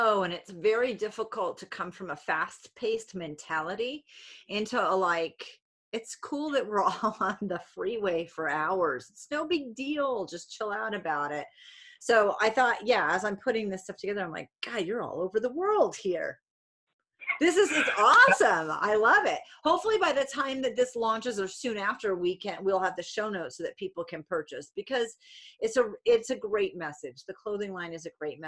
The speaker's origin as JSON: {"language": "English", "region": "Rhode Island", "country": "United States", "said": "I'm from Rhode Island"}